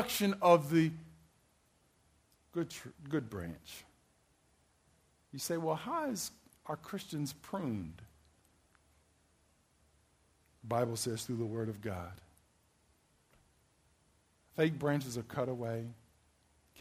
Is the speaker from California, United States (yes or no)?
no; Maryland, United States; I'm from Maryland